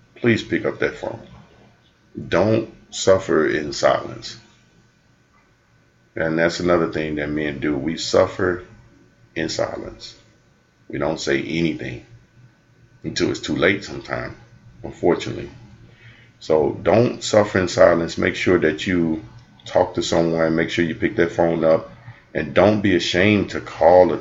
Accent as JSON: {"language": "English", "country": "United States", "tie": "born or raised there", "said": "I grew up in the Cochran Projects and I grew up in predominantly, you know, black neighborhoods"}